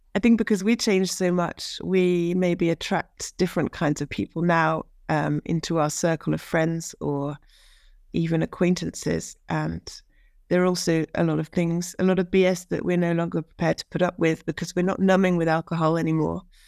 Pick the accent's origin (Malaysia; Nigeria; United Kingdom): United Kingdom; Norwich, East of England; now in France; I'm from Norwich, U K, and I now live in France